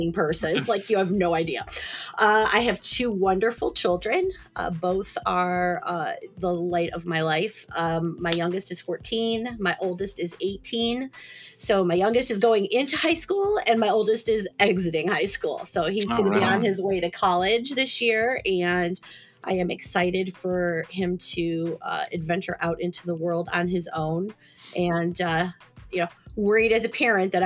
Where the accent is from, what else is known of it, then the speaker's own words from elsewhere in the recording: Cleveland, Ohio, United States; Born and bred in Cleveland, raised in Ohio my whole life